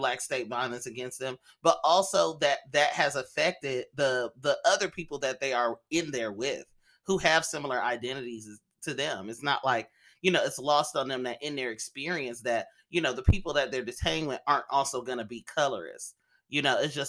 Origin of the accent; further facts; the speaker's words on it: Oakland, California, United States; also born or lived in Los Angeles; living in Oakland, a place where, you know, I'm around people who are Vietnamese and I grew up around Mexican people